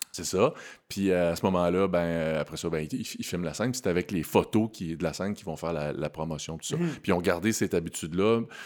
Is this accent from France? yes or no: no; Quebec City, Quebec, Canada; je suis natif de Québec